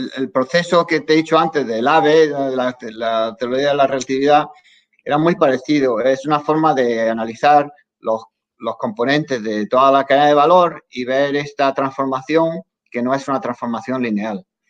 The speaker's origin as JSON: {"language": "Spanish", "country": "Spain", "moved": "yes", "lives_now": "Los Angeles, United States", "said": "somos los españoles"}